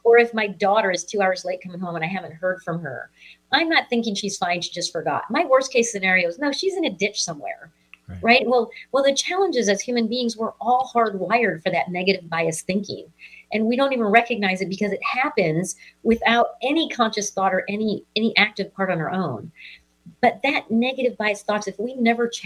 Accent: Missouri, United States; I'm from the Show Me State. I'm from Missouri

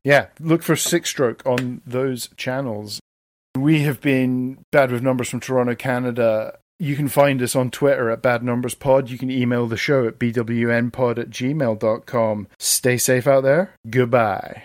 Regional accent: Stirling, Scotland, United Kingdom; moved away; My hometown of Stirling, Scotland

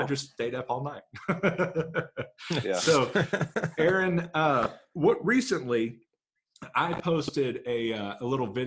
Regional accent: Grand Prairie, Texas, United States; moved away; Grand Prairie, Tejas, my hometown, where I got so many speeding tickets growing up

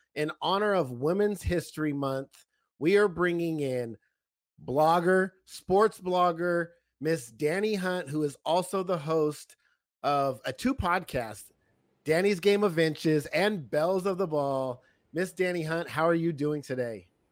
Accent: California, United States; I'm from California

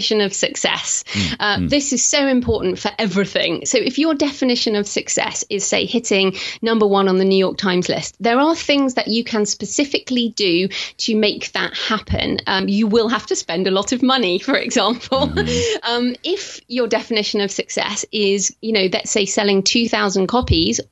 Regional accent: United Kingdom; accent: British; being British

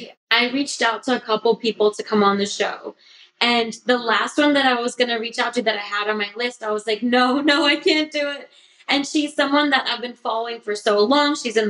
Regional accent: England, United Kingdom; also born or lived in Botswana; now in United States; I'm from Botswana, grew up in England, moved to America 12 years ago.

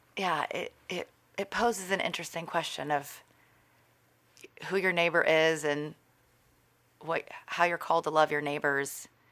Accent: Texas, United States; moved away; also born or lived in California / New York; my hometown is in Texas

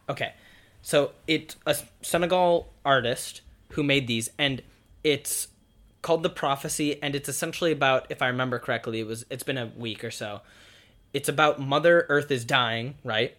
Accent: United States; We as the American people

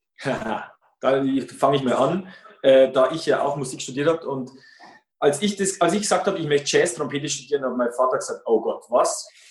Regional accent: Regensburg, Bavaria, Germany; Bei uns in Regensburg

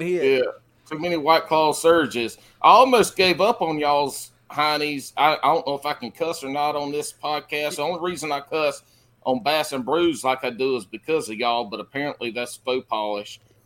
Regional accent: the Carolinas, United States; I'm more of a sand hiller where I'm from in the Carolinas, where I was born and raised, pretty much where I live now is the sand hills area.

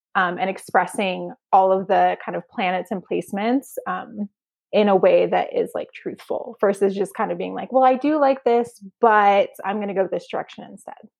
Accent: Arizona, United States; now in California, United States; where I grew up, it was, it's in this really small town in Arizona

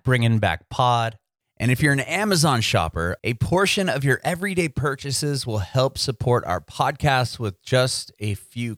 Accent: San Diego, California, United States; moved away as an adult; now in Nashville, United States; I'm in Nashville. I'm originally from San Diego, though. So I moved to Nashville about 8 months ago or so.

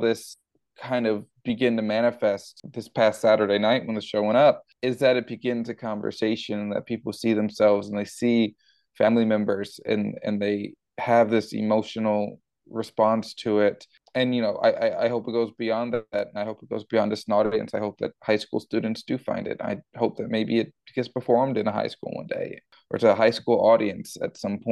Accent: Houston, Texas, United States; growing up in Houston, Texas, and going to high school in Houston, Texas

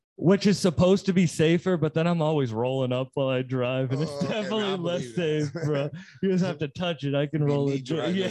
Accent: Massachusetts, United States; I'm from Mass.

